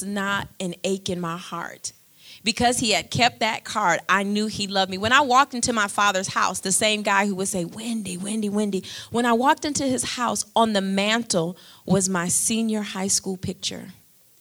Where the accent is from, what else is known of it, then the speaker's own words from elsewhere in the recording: Michigan, United States; I'm from Michigan.